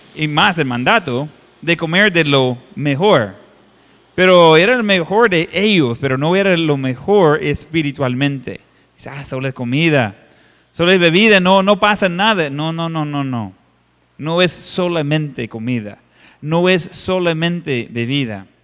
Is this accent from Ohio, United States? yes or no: yes; Ohio, United States; moved away; En la iglesia donde estaba creciendo en Ohio